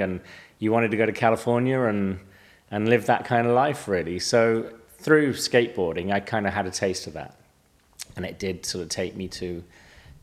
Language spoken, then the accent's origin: English; Malvern, West Midlands, United Kingdom; I grew up in Middle England, sort of South Midlands, Worcestershire, Malvern Hills, borders of Worcestershire, Gloucestershire